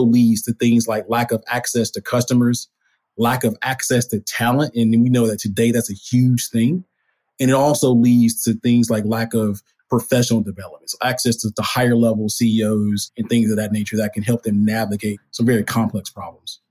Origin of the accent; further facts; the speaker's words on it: Alabama, United States; moved away as an adult; also born or lived in Tallahassee, Florida; now in Atlanta, United States; I'm originally from Alabama